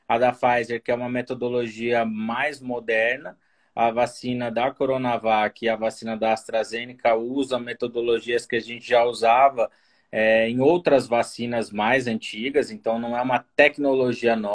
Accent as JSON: {"language": "Portuguese", "region": "São Paulo", "country": "Brazil", "moved": "as an adult", "lives_now": "Brasília, Brazil", "said": "São Paulo, moro aqui em Brasília há sete anos."}